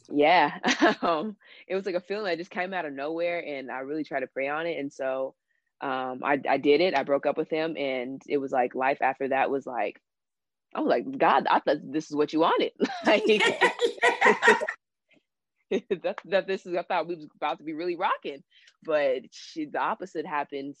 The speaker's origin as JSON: {"language": "English", "town": "Bakersfield", "region": "California", "country": "United States", "tie": "born or raised there", "said": "born and raised in Bakersfield, California."}